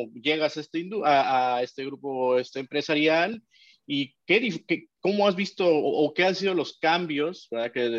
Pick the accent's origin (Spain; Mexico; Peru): Peru; Perú, en mi país